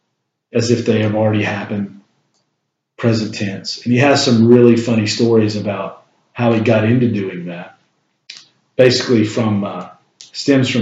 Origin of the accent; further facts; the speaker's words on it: Shelby, North Carolina, United States; I'm from Shelby, North Carolina.